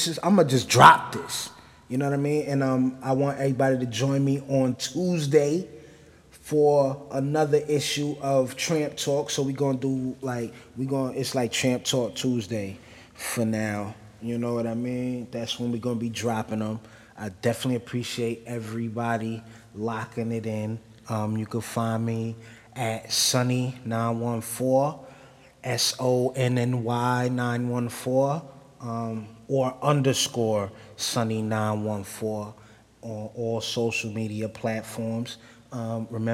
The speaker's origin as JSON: {"language": "English", "town": "New Rochelle", "region": "New York", "country": "United States", "said": "I'm from New Rochelle"}